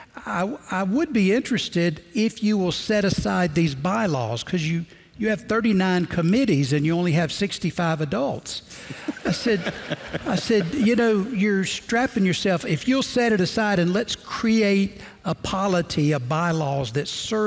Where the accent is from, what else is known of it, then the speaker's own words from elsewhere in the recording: Georgia, United States; moved away as an adult; also born or lived in Sugar Land, Texas; now in Simpsonville, United States; I'm from Georgia